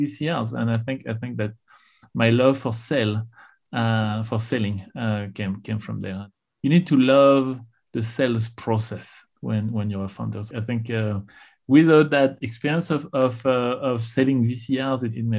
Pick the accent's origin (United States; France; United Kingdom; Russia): France; Tours, Centre-Val de Loire; accent: no accent; English is a second language; moved away; So I grew up in France, in Tours. It's the center of France. So it's a part of France where there is no accent.